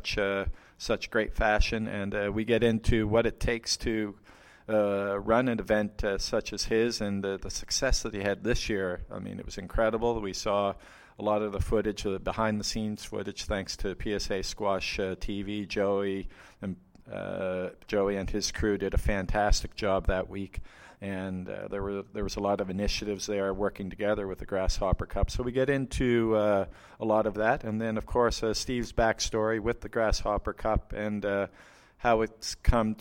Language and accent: English; Canada; me being Canadian